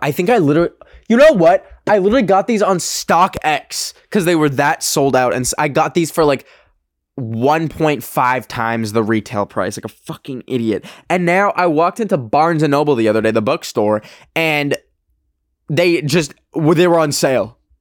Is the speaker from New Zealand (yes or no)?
no; Alberta, Canada; now in United States; the clubs in my hometown are all fucking like cowboy themed and like like uh like rodeo vibes um cuz it's Alberta, Canada